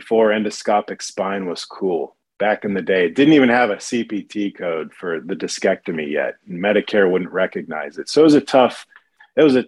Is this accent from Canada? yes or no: no; Dayton, Ohio, United States; moved away as an adult; now in Dallas, United States; I grew up in Dayton, Ohio, a little town just north of Cincinnati in the southwestern corner of the state